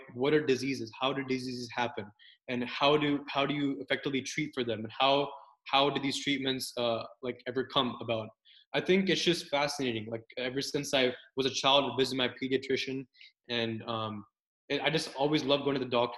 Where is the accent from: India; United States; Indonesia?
United States; Brentwood, Tennessee; also born or lived in New Jersey / Arizona / Kentucky / Nashville, Tennessee; I'm from Brentwood, Tennessee. Brentwood's basically like a suburb in the greater Nashville area of Tennessee. And I pretty much grew up here as well